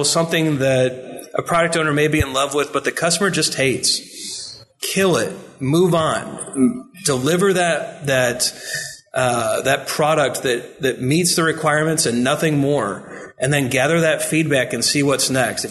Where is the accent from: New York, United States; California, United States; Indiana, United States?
Indiana, United States; I'm Indiana